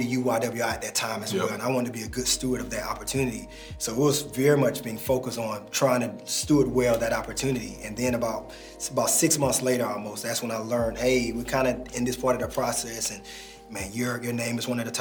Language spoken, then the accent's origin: English; Atlanta, Georgia, United States; also born or lived in North Carolina; I've lived all over the city just growing up here in Atlanta